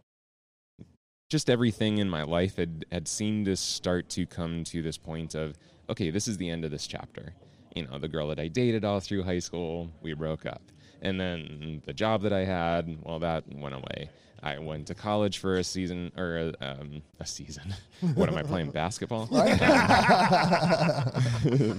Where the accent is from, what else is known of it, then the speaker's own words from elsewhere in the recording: York, Pennsylvania, United States; So I actually grew up not far from here. I grew up in a town called York, Pennsylvania